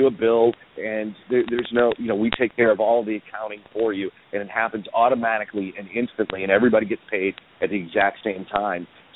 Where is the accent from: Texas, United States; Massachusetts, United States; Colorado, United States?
Massachusetts, United States; Boston; When I was growing up in Boston, Todd Gross was my weatherman